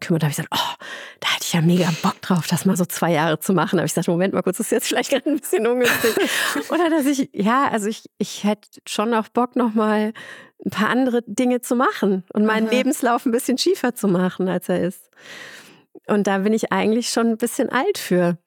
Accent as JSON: {"language": "German", "area": "Ruhr area", "region": "North Rhine-Westphalia", "country": "Germany", "moved": "yes", "lives_now": "Munich, Germany", "said": "ich komme ursprünglich aus dem, aus dem Ruhrpott"}